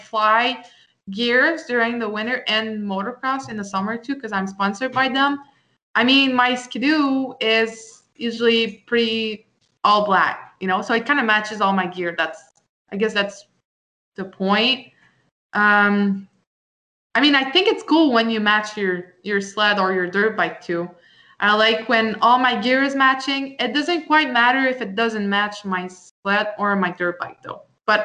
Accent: Quebec, Canada; to show people I'm Canadian.

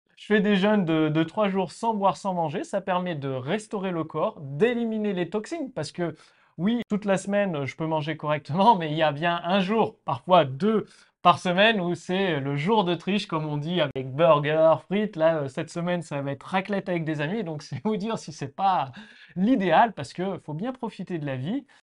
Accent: Clermont-Ferrand, Auvergne-Rhône-Alpes, France; also born or lived in Nantes; now in Estonia; j'ai vécu à Nantes, je suis né à Clermont-Ferrand en Auvergne

